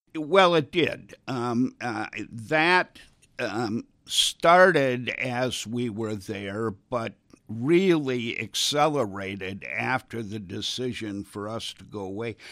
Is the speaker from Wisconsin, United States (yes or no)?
yes; Wisconsin, United States; moved away; I grew up in Wisconsin